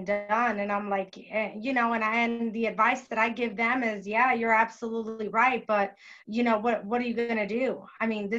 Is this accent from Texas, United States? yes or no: no; Florida, United States; moved away; I'm originally from Florida.